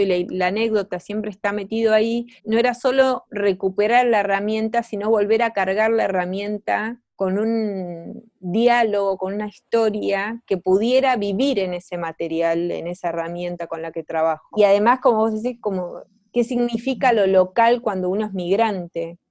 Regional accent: Argentina; moved away as an adult; now in Chile; soy artista argentina viviendo en Chile desde hace cinco años

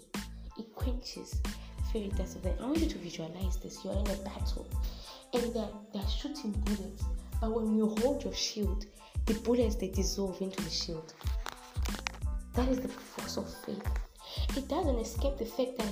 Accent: Zimbabwe; we are Africans, we are from Zimbabwe, so we're from Southern Africa.

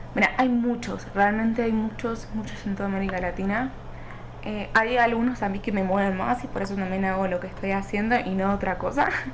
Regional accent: Argentina; now in Mexico City, Mexico; Soy argentina, pero actualmente vivo en Ciudad de México

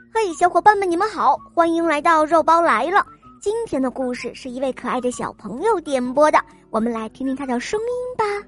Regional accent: Dagang District, Tianjin, China; 我来自大港区

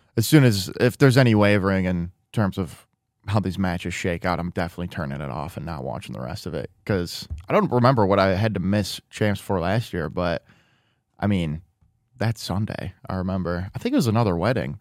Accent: Midwest, United States; now in Los Angeles, United States; growing up in the Midwest, and especially when I was younger

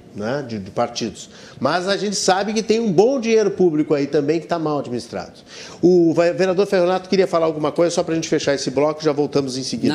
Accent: Rio Grande do Sul, Brazil; como gaúcho

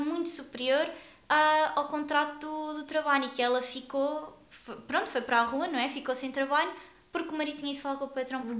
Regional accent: Guarda, Centro, Portugal; eu sou da Guarda

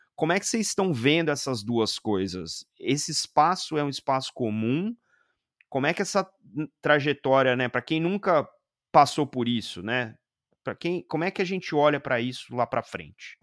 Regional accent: Brazil; enquanto brasileiros

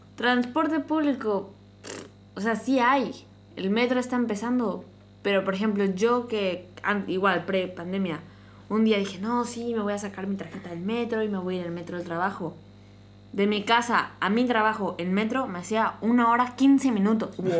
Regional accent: Mexico; also born or lived in Mexico City; yo crecí en un, en un pueblo

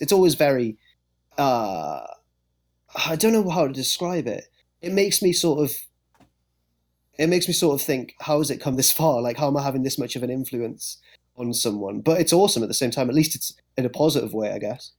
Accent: England, United Kingdom; being English

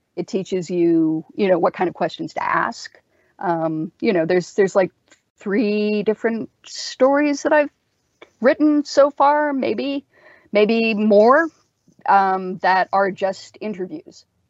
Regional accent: Canada

